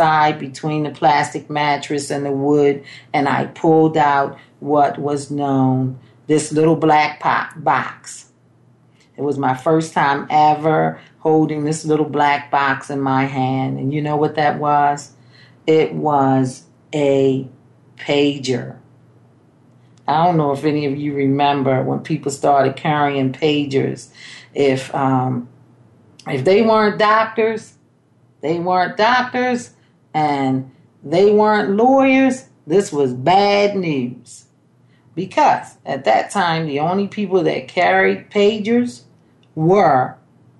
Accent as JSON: {"language": "English", "town": "Baltimore", "region": "Maryland", "country": "United States", "tie": "born or raised there", "said": "I was born in Baltimore, Maryland"}